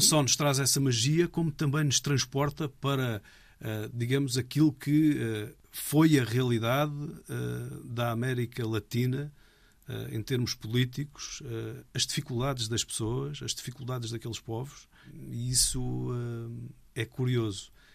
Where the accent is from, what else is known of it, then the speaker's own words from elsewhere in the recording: Algarve, Portugal; moved away; Sou algarvio, de Gema. Adoro o Algarve. É onde me sinto em casa